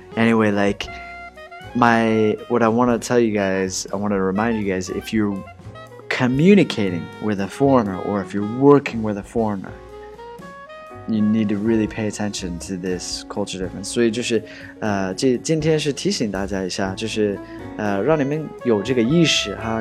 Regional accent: United States; 我 是 土 生 土 长 的 美 国 人

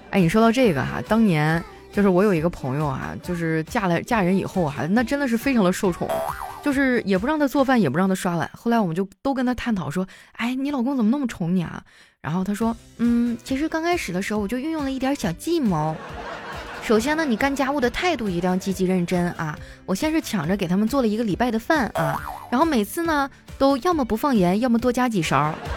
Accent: Qitaihe, Heilongjiang, China; moved away; 还是我的老乡呢

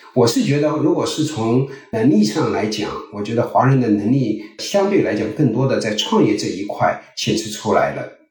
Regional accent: China; also born or lived in Silicon Valley, United States; now in United States; 我们中国人

